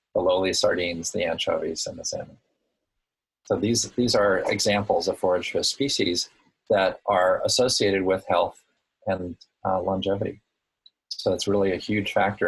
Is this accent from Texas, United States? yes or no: no; Woods Hole, Massachusetts, United States; also born or lived in Hawaii; my hometown of Woods Hole